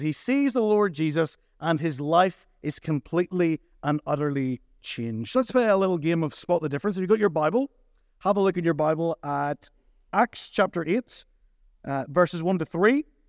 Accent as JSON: {"language": "English", "town": "Portadown", "region": "Northern Ireland", "country": "United Kingdom", "tie": "born or raised there", "moved": "as an adult", "lives_now": "Ballymena, United Kingdom", "said": "I grew up in Port Adon"}